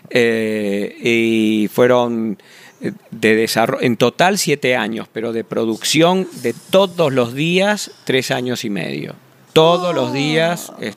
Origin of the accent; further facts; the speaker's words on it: Vicente López, Buenos Aires Province, Argentina; yo me crié en Vicente López. en el barrio de Vicente López, sí.